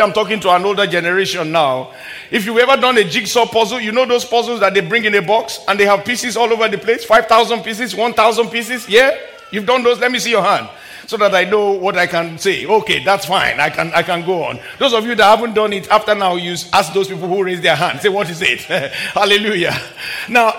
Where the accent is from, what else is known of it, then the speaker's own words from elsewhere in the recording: Nigeria; When I was a little boy growing up in my home country in the very early 70s and late 70s